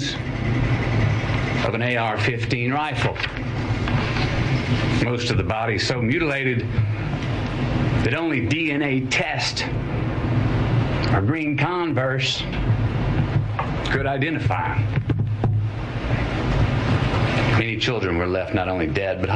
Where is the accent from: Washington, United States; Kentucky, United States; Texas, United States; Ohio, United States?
Texas, United States; Uvalde; my hometown of Uvalde